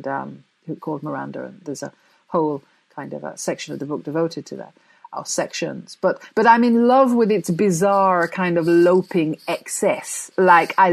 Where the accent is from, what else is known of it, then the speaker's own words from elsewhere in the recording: Jamaica; also born or lived in Coventry, England; I was born in England, in Coventry specifically. But when I was six, I went to Jamaica, and that's where I grew up